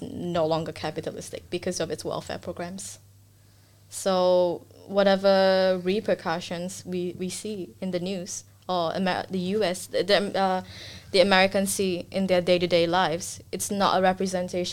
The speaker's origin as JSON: {"language": "English", "country": "Singapore", "moved": "yes", "lives_now": "Australia", "said": "I'm Singaporean, and my parents are pretty strict."}